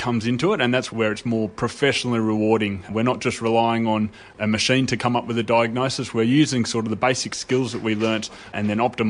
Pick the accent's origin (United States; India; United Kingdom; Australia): Australia; Sydney, New South Wales; moved away as an adult; now in Darwin, Australia; I was originally from Sydney before moving up to Darwin, and I went through University of Sydney